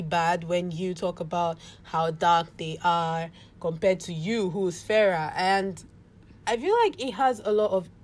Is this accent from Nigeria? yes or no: yes; Nigeria; I'm Nigerian